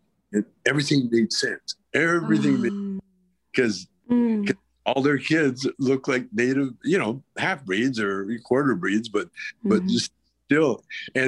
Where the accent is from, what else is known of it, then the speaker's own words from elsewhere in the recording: Calgary, Alberta, Canada; moved away as an adult; I grew up in Calgary where we were surrounded by reservations